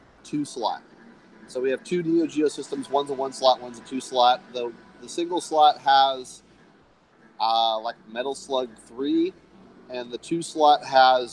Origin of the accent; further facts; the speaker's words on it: Los Angeles, California, United States; moved away; I grew up in the valley. I grew up in Woodland Hills. So I grew up about 20 minutes, 30 minutes from LA, so suburb of Los Angeles